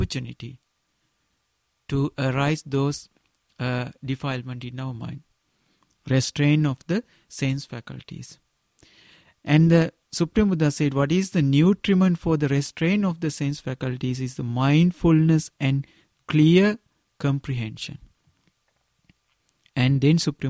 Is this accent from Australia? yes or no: no; Sri Lanka; first language Sinhala; English is a second language; in my mother language in Sinhala